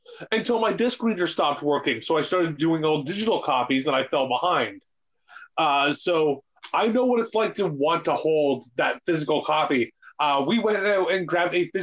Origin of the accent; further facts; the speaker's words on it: Canada; we're Canadian